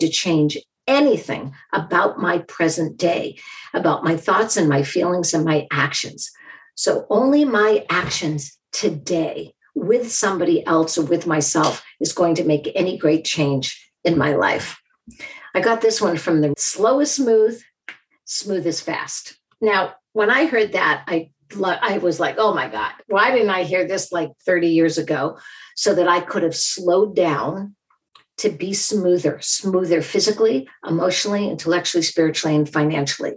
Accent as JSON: {"language": "English", "town": "Boston", "region": "Massachusetts", "country": "United States", "said": "I'm from Boston. We literally call ourselves massholes."}